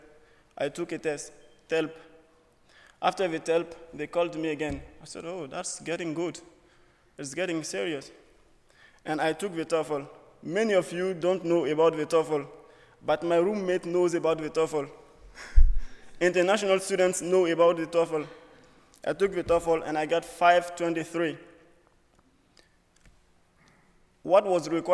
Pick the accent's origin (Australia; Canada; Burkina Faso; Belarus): Burkina Faso; moved away as an adult; now in United States; I'm from Burkina Faso, West Africa.